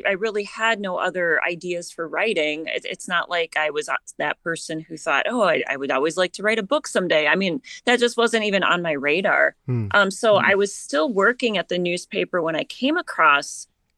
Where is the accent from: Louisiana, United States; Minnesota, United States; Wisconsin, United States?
Minnesota, United States; southern; I grew up in southern Minnesota, so my hometown is about 30 miles away, so I have always lived here